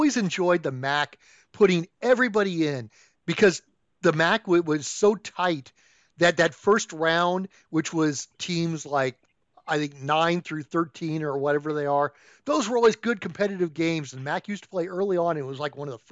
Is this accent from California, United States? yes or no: yes; Northern California, United States; I'm from Northern California